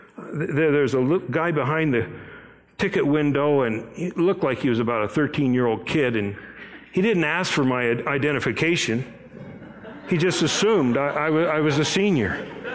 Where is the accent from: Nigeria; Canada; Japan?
Japan; My parents were missionaries. I grew up in Japan, and as I was starting out in elementary school, they sent me off to a boarding school